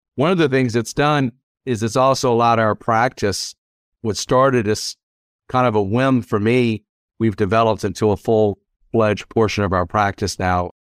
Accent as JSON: {"language": "English", "region": "South Louisiana", "country": "United States", "tie": "born or raised there", "also_born_or_lived": "Washington, D.C.", "moved": "as an adult", "lives_now": "Lexington, United States", "said": "I grew up in South Louisiana"}